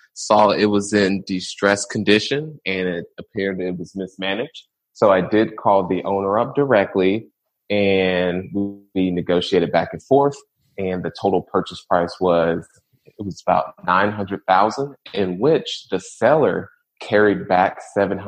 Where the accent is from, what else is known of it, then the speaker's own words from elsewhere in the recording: Indianapolis, Indiana, United States; I'm born and raised in Indianapolis, Indiana, in the rougher parts